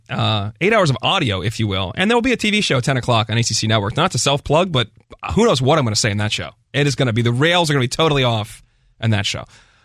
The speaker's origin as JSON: {"language": "English", "town": "Pittsburgh", "region": "Pennsylvania", "country": "United States", "tie": "born or raised there", "said": "I'm from Pittsburgh. I'm a Steelers guy, born and bred."}